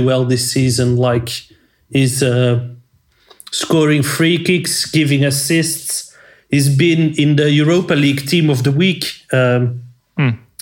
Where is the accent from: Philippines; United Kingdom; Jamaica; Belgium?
Belgium; we're from Belgium. Antwerp supporters